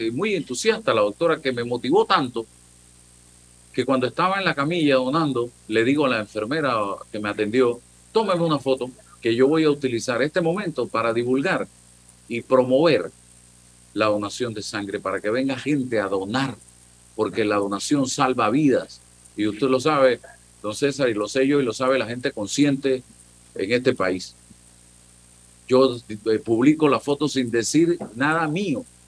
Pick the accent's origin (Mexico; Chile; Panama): Panama; yo soy panameño